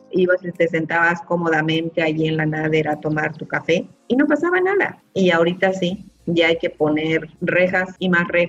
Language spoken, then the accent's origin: Spanish; Morelos, Mexico; now in Cancún, Mexico; me deshidraté porque nosotros llegamos del estado de Morelos